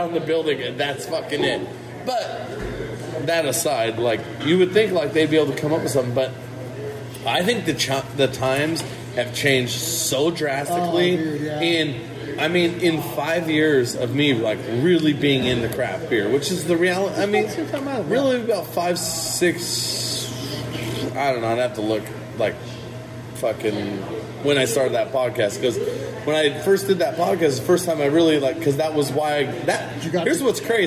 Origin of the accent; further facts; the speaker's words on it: Modesto, California, United States; I grew up in Modesto